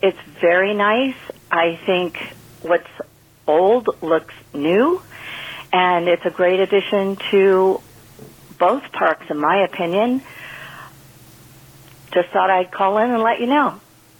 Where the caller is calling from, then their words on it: California, United States; from California, and I don't know a lot about Star Wars, Galaxy's Edge, and all of that, but the park out here at Disneyland is the one I've been to.